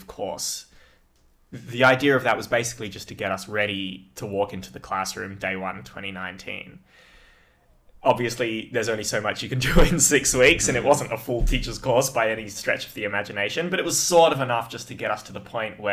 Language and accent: English; Perth, Western Australia, Australia; I'm from Perth and I stayed teaching in Metro Perth